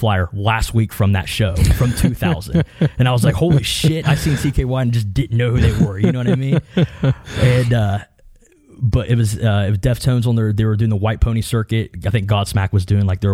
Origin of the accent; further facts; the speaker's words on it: Southern Ohio, United States; I grew up being in Southern Ohio